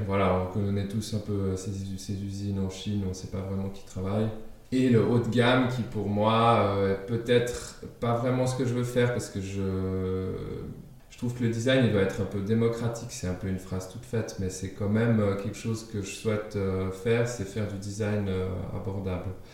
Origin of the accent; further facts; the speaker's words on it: Geneva, Switzerland; first language German; French is a second language; also born or lived in Denmark; J'ai grandi en Suisse, à Genève en particulier, une ville multiculturelle par définition